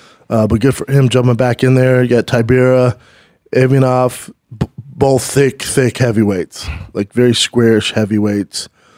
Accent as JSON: {"language": "English", "town": "Denver", "region": "Colorado", "country": "United States", "tie": "born or raised there", "moved": "yes", "lives_now": "Los Angeles, United States", "said": "I remember growing up in Denver, Colorado."}